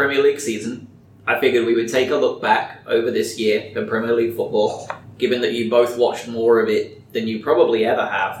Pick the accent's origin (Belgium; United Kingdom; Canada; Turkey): United Kingdom; England; I'm from England.